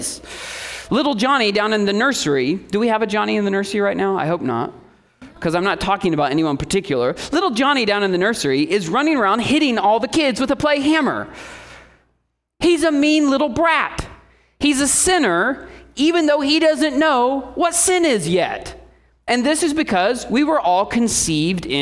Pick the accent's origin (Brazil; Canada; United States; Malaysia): United States; Indiana; moved away; I came from Indiana